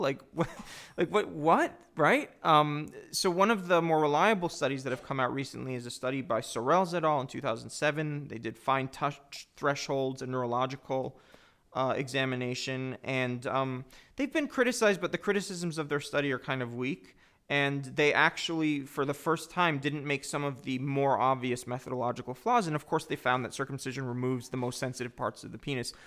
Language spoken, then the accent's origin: English; United States; I'm both Jewish and an American